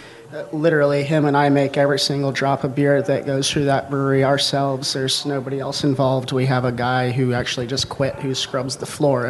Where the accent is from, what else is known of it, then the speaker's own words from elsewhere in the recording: Nellysford, Virginia, United States; my hometown, currently Nellie's Ford, Virginia.